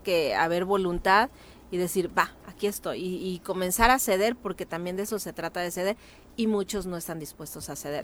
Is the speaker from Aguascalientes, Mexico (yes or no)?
no; Cuernavaca, Morelos, Mexico; yo soy de Lomas de Cortés, ahí en eh, Nueva Inglaterra